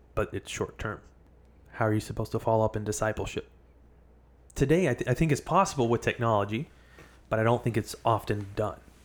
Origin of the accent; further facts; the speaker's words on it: the Bible Belt, the South, United States; Growing up in the South, the Bible Belt